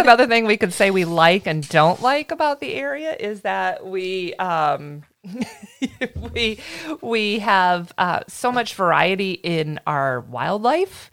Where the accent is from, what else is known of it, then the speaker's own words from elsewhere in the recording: Michigan, United States; moved away as an adult; now in Florida, United States; I am a Michigan girl. I grew up near Lake Michigan.